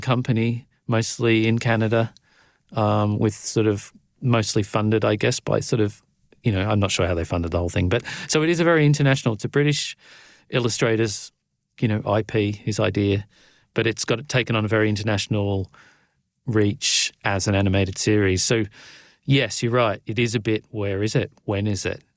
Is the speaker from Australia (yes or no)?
yes; Australia; I'm Australian